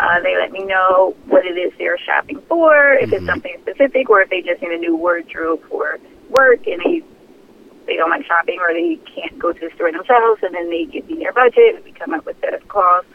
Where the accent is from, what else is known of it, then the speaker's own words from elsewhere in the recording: Philadelphia, Pennsylvania, United States; born and raised in Philadelphia.